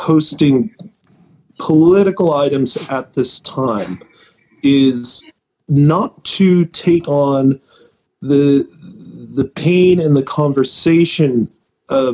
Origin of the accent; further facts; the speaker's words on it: White Mountains of New Hampshire, United States; I grew up in the White Mountains of New Hampshire